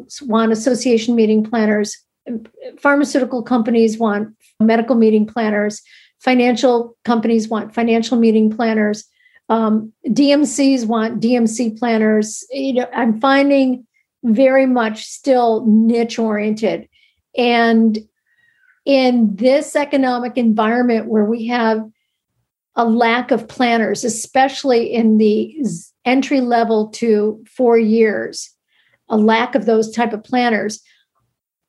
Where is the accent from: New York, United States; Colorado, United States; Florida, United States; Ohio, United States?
New York, United States; New York City; being a New Yorker